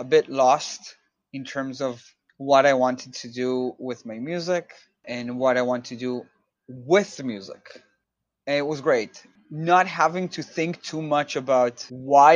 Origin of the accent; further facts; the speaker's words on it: Israel; moved away as an adult; now in New York, United States; I'm originally from Israel